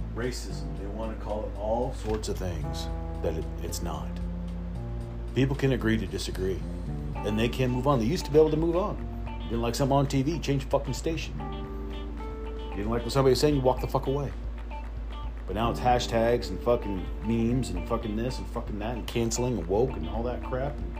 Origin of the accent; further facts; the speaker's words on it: the South, United States; I grew up in the South, and I went to school in a predominantly black school